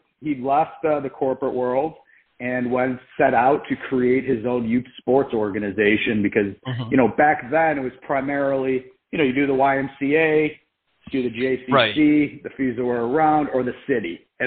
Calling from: Boca Raton, Florida, United States; I'm actually calling from Boca Raton, Florida

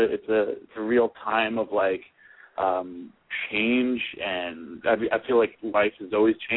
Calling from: New York, United States; And I'm calling from New York.

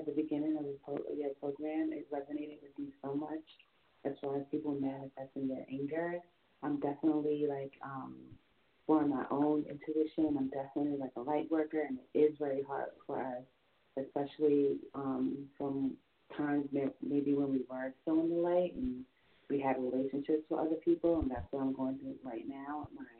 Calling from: New York, United States; calling from New York.

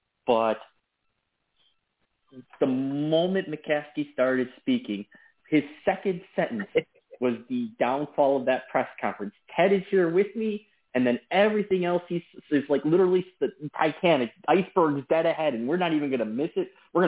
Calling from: Lockport, Illinois, United States; Sports Addict, what's going on, boys? … in Lockport.

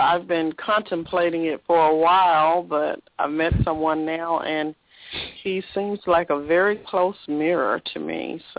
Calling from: Memphis, Tennessee, United States; I'm calling from Memphis.

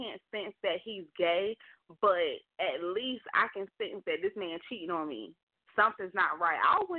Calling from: Alabama, United States; Hello, this is … calling from Alabama.

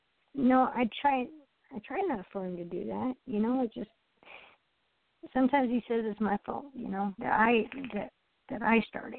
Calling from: Iowa, United States

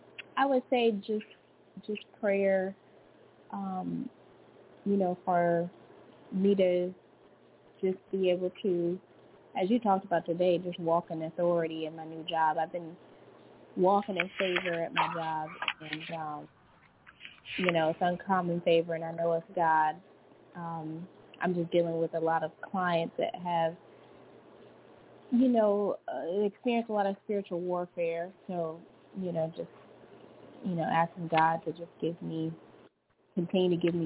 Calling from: Louisiana, United States; Hello, this is … from Louisiana.

